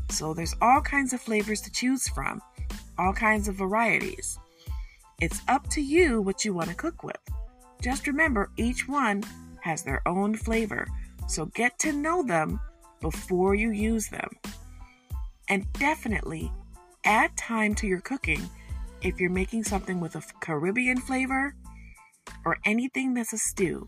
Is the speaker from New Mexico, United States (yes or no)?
no; Detroit, Michigan, United States; I'm from Detroit, and my people are from Oklahoma, Mississippi, and Arkansas.